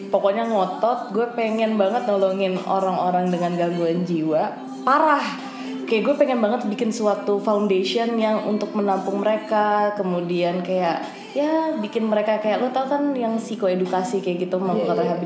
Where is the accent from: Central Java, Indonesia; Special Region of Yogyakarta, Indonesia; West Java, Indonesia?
West Java, Indonesia; Bogor; Karena makanya gue baru sadar gue dari kecil tuh di Bogor ternyata gak